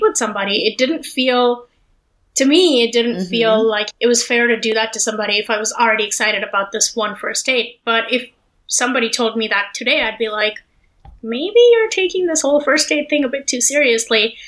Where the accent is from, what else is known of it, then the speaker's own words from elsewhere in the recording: Delhi, India; moved away as an adult; also born or lived in Los Angeles; when I was growing up in Delhi